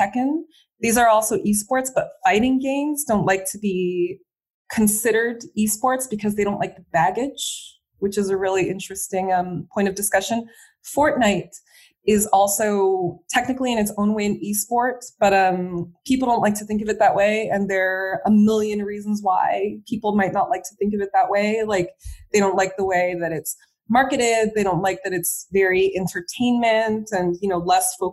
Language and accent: English; United States; moved away as an adult; now in France; being an American in France